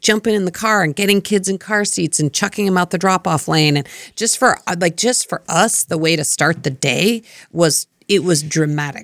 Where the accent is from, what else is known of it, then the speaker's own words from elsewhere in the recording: Colorado, United States; moved away; I grew up in Colorado in a snowy climate